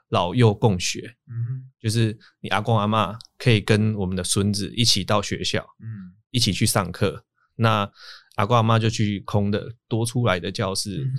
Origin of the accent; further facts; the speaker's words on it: Taiwan; 对，然后我们台湾人又会觉得啊，拍谁，所以就会就又找地方乱乱停这样子